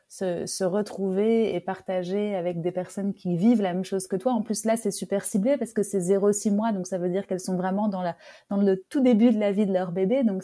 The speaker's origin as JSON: {"language": "French", "country": "Belgium"}